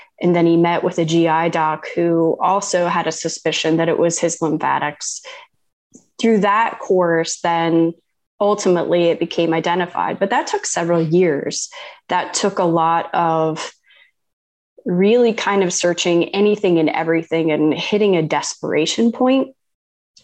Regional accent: Ohio, United States; moved away as an adult; I'm a kid from Ohio and went to Ohio State.

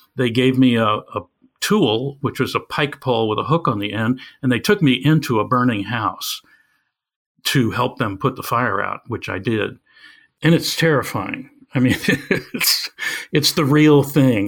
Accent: Evanston, Illinois, United States; my hometown of Evanston, Illinois

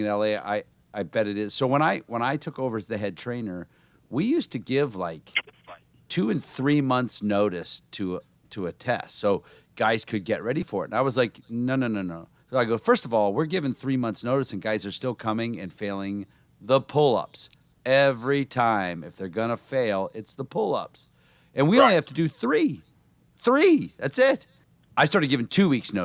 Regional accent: Canton, Ohio, United States; I'm from Canton, Ohio

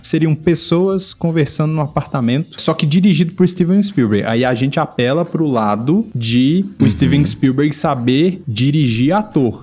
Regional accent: Minas Gerais, Brazil; um Menino normal crescendo em Minas Gerais

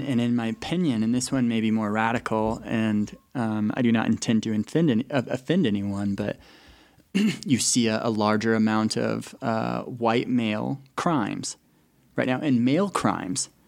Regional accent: Colorado, United States; moved away as an adult; now in Utah, United States; I'm originally from Colorado. Uh, pretty much born and raised.

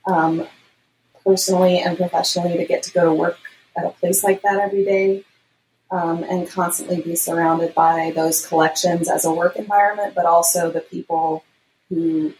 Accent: United States; moved away as an adult; also born or lived in London, United Kingdom / Seattle, United States; my partner and I moved back to the United States. We're both American.

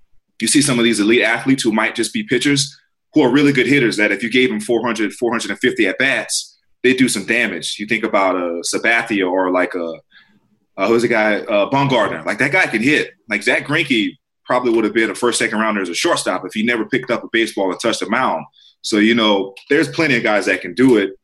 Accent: South Carolina, United States; now in Southern California, United States; growing up in South Carolina, now living in Southern California

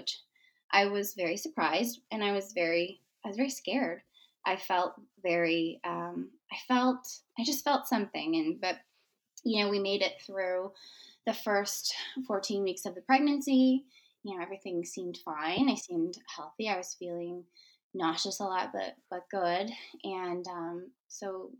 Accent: Michigan, United States; moved away; We are originally from Michigan. I grew up in Michigan.

